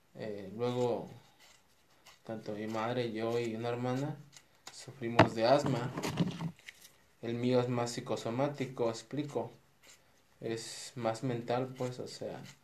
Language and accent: Spanish; Mexico; now in Guadalajara, Mexico; aquí en, Guadalajara, nosotros somos de México